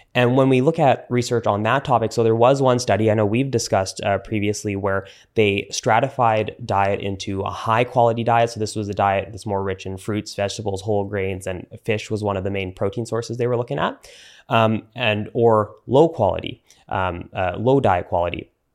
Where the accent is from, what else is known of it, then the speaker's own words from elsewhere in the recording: Canada; I'm Canadian